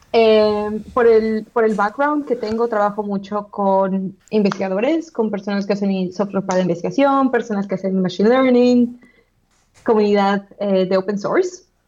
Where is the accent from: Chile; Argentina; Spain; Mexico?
Mexico; moved away as an adult; now in Manchester, United Kingdom; como latinos o como mexicanos